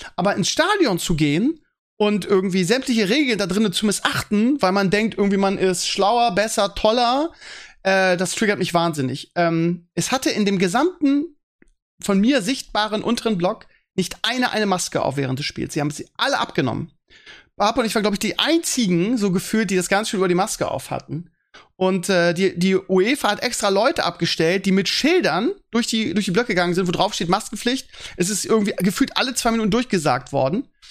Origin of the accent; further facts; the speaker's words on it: Northern Germany, Germany; bei uns im Norden.